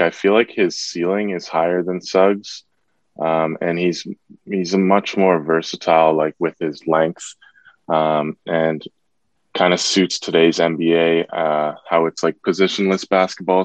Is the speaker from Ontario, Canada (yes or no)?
yes; Toronto, Ontario, Canada; I'm from Toronto myself